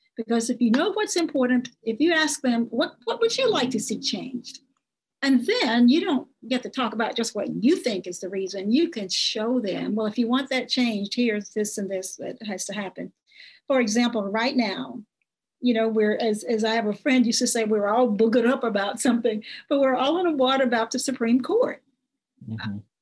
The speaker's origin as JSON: {"language": "English", "area": "Nevada County", "region": "Arkansas", "country": "United States", "tie": "born or raised there", "said": "I grew up in Nevada County, a lot of people in Nevada County work at the Tysons. That's um, up in Hope"}